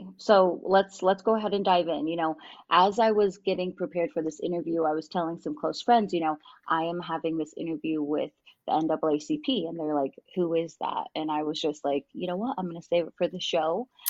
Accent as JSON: {"language": "English", "region": "Washington", "country": "United States", "tie": "born or raised there", "said": "growing up as a half African American girl growing up in Eastern Washington."}